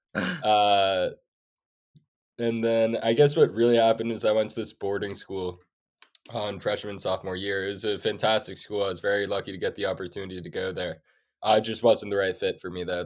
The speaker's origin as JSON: {"language": "English", "town": "New York City", "region": "New York", "country": "United States", "tie": "born or raised there", "also_born_or_lived": "Sweden", "said": "I grew up in New York City, I have four older sisters"}